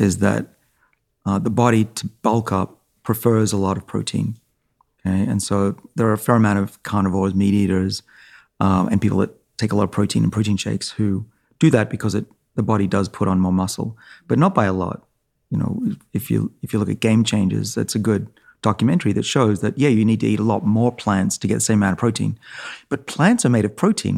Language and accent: English; Australia; moved away; I'm Australian